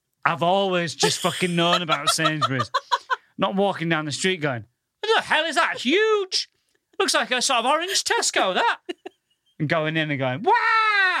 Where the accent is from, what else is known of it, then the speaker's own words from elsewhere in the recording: Goole, Yorkshire and the Humber, United Kingdom; now in London, United Kingdom; I come from the northern town of Goole